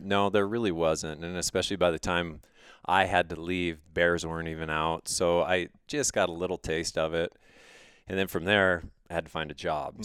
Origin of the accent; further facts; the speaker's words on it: Missoula, Montana, United States; I grew up outside of Missoula in the western part of the state